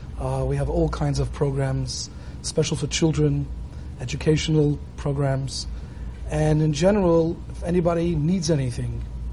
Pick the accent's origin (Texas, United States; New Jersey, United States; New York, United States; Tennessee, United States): New York, United States; New York City; moved away as an adult; now in East End of Long Island, United States; When I was brought up in Brooklyn, right? Living in the Crown Heights section of Brooklyn, but out here in Karm, in the East End of Long Island